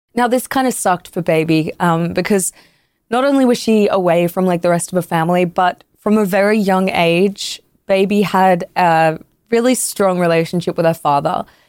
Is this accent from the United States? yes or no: no; Canada; I'm Canadian